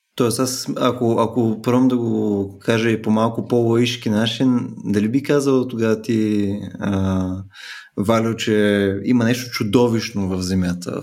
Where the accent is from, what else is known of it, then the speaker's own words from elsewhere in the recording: Bulgaria; ние сме българи